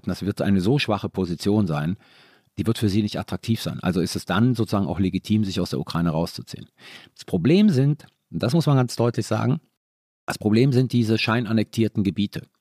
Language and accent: German; Italy; Bundeswehr hat sich ja für mich nicht gestellt. Ich war Italiener.